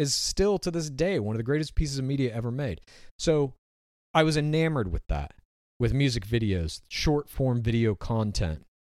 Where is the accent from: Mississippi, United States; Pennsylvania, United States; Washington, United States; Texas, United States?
Washington, United States; Spokane; I was born in Spokane, Washington.